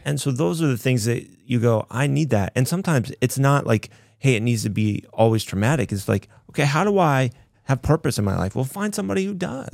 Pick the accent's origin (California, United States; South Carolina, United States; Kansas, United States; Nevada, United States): Kansas, United States; I grew up in Kansas